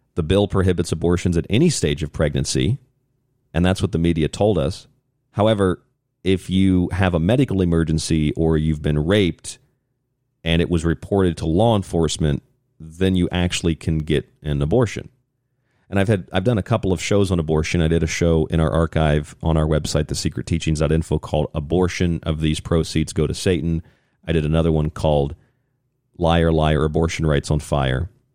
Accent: Florida, United States; In the state of Florida, where I'm from, my home state

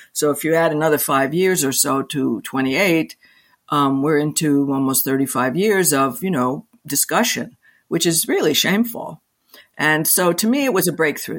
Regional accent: New York City, New York, United States; I'm a I'm a New Yorker. I live in New York City and New York State, and I was born here

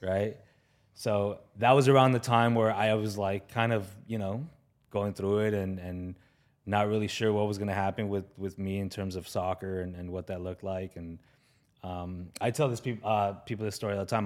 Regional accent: Los Angeles, California, United States; I grew up in the San Fernando Valley, which is, you know, behind these, these mountains here

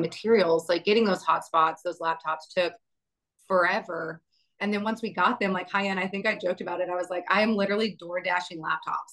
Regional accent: Amarillo, Texas, United States; moved away; also born or lived in Houston; I grew up in Amarillo, Texas

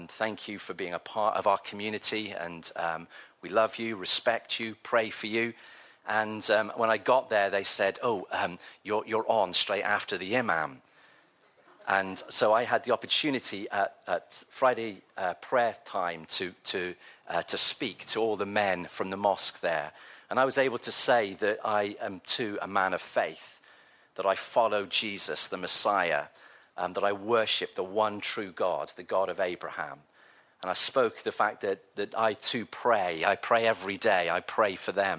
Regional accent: Devon, South West England, United Kingdom; now in Manchester, United Kingdom; I grew up in Devon

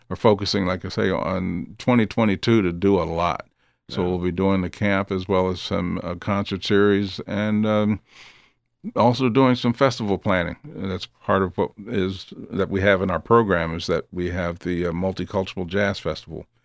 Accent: Philadelphia, Pennsylvania, United States; Just up the street from my hometown, Philly.

